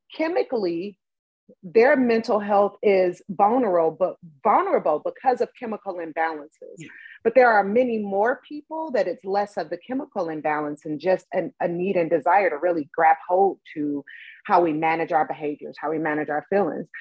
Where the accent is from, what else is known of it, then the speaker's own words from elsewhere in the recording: Cleveland, Ohio, United States; I grew up in Cleveland, Ohio, big city.